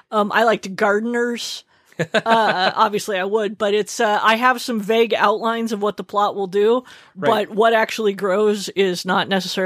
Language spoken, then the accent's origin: English; Arizona, United States; I take very quick showers. I grew up in Arizona.